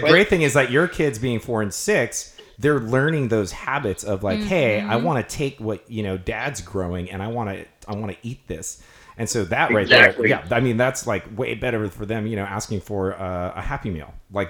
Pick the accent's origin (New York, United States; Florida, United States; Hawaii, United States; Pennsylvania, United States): Hawaii, United States; Kona; Growing up in Kona